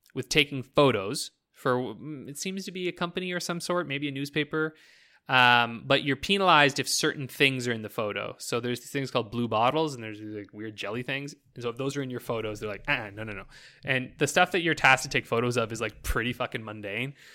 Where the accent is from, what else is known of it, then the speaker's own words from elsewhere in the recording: Canada; I'm fucking Canadian.